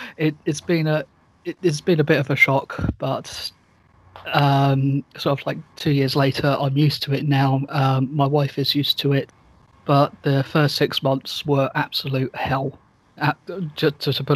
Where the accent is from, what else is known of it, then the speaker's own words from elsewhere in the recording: Portsmouth, South East England, United Kingdom; also born or lived in west coast of Scotland; now in Scotland, United Kingdom; I originally come from a small town, or well, city called Portsmouth. That's in the far south of the UK